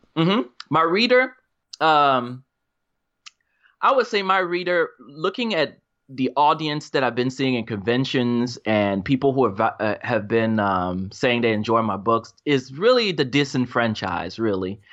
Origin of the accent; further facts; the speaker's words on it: Charlotte, North Carolina, United States; now in Raleigh, United States; I was, grew up in Charlotte